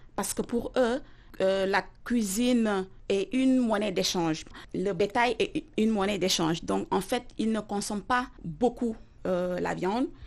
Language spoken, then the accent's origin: French; Dakar, Senegal; moved away; J'ai grandi dans la capitale sénégalaise